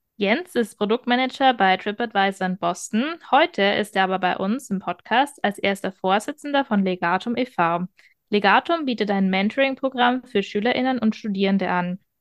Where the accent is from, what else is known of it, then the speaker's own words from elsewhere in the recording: Bavaria, Germany; Ich komme aus Bayern